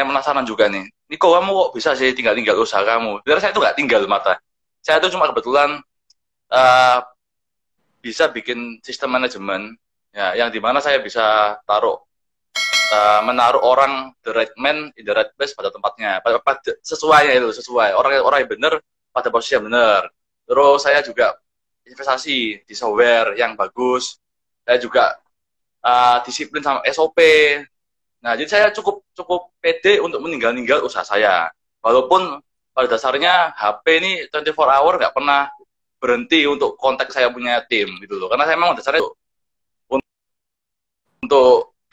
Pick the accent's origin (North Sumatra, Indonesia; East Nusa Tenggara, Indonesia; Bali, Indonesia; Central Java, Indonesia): East Nusa Tenggara, Indonesia; Adonara; kota saya ini tidak terlalu se sekampung itu ya. Tapi memang benar, kita memang ketinggalan. Mall belum ada, sama belum ada. Cuma sekarang semakin ke sini, kita semakin maju itu. Nah, saya juga jadi supermarket pertama yang ada di uh, Adonara